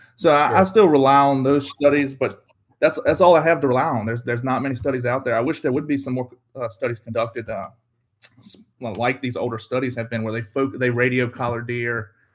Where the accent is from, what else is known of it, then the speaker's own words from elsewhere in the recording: Carrsville, Virginia, United States; I'm from Southeast Virginia. I grew up in a small town called Carsville, uh, Virginia